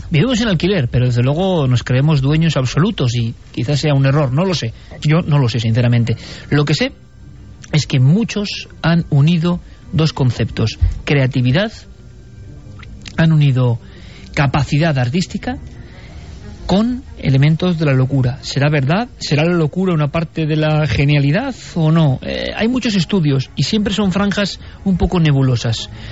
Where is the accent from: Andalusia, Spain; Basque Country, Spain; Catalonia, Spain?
Basque Country, Spain; Vitoria-Gasteiz; en un esquinazo donde yo he pasado casi parte de mi infancia, en Vitoria